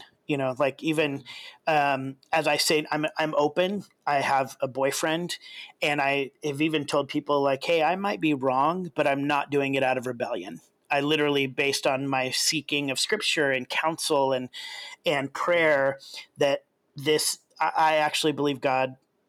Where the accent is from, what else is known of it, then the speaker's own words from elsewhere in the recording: Kenya; And so, you know, I grew up in Kenya. Even when I was little, my parents were missionaries in Kenya.